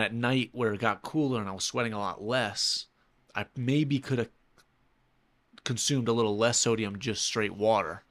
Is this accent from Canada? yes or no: no; New York City, New York, United States; now in Saint Petersburg, United States; I'm from New York City